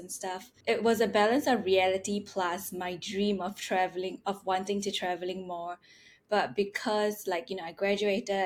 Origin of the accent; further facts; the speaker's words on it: Singapore; moved away; I'm from Singapore